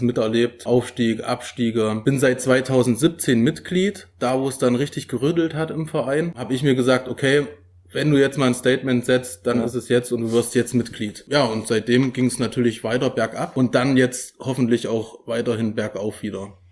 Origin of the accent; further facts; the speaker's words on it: Weimar, Thuringia, Germany; ich komme ja äh, selbst aus Weimar, quasi die geteilte Stadt